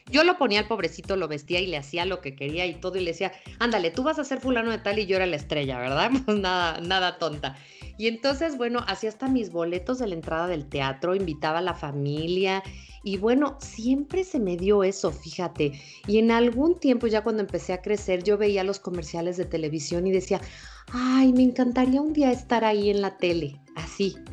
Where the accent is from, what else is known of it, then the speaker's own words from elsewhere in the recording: Cuernavaca, Morelos, Mexico; born there; yo nací, fíjate, por casualidad nací en Cuernavaca, Morelos. Eh, mi mamá es de la Ciudad de México, mi papá es de Guadalajara